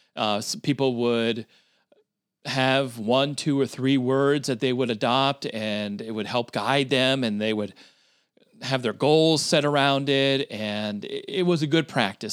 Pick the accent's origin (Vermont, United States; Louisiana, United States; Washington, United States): Vermont, United States; moved away; also born or lived in New Hampshire / Philadelphia / Syracuse, New York; I grew up in the state of Vermont.